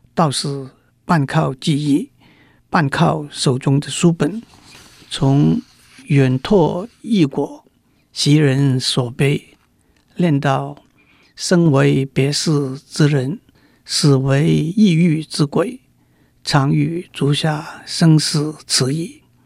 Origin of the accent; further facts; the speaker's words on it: Macau; moved away as an adult; also born or lived in Guangzhou, Guangdong, China; now in Taiwan; 我在澳门度过童年的岁月